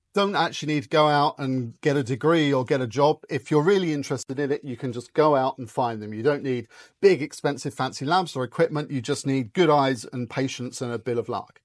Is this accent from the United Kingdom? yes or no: yes; United Kingdom; I grew up just outside London